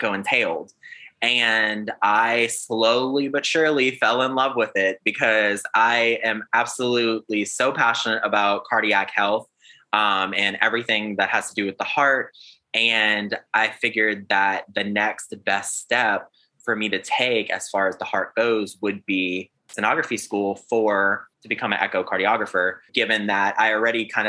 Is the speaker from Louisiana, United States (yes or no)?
yes; South Louisiana, United States; moved away as an adult; also born or lived in South Alabama; now in Alabama, United States; I am from South Louisiana. I currently reside in South Alabama